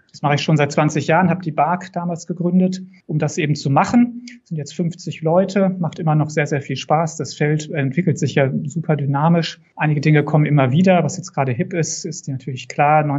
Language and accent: German; North Rhine-Westphalia, Germany; born there; moved away as an adult; now in Würzburg, Germany; Das Persönliche vielleicht noch, bin auch Westfale, gebürtiger.